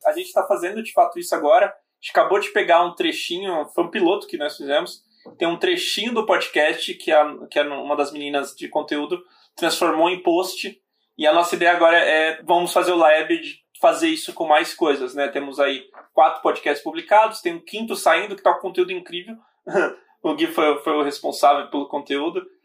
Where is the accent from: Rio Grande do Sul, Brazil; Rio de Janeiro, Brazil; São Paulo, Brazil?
São Paulo, Brazil; also born or lived in Bahia; Eu sou da Bahia originalmente, mas fui criado praticamente aqui em São Paulo